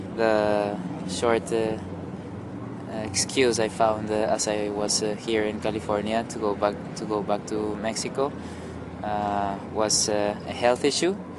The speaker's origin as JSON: {"language": "English", "town": "Bogota", "region": "Bogotá", "country": "Colombia", "tie": "born or raised there", "said": "my hometown of Bogota"}